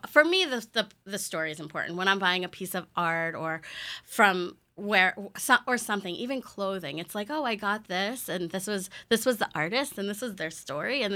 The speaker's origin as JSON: {"language": "English", "town": "Syosset", "region": "New York", "country": "United States", "tie": "born or raised there", "said": "I grew up in Syosset"}